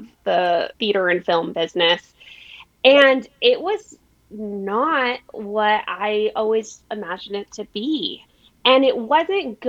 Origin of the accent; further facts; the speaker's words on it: El Paso, Texas, United States; now in San Diego, United States; I grew up in El Paso in a really amazing family